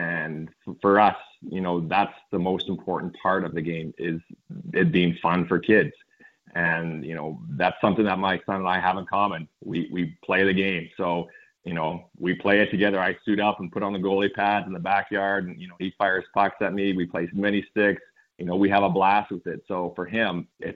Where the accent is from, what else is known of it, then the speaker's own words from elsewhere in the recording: Saskatchewan, Canada; moved away as an adult; now in Texas, United States; I grew up in Saskatchewan.